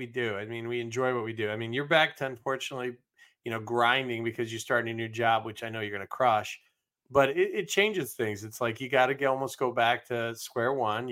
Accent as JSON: {"language": "English", "town": "Cincinnati", "region": "Ohio", "country": "United States", "tie": "born or raised there", "said": "Cairo, my hometown. So, well, my homeland, I should say. I was born in Cincinnati. I can't claim Cairo."}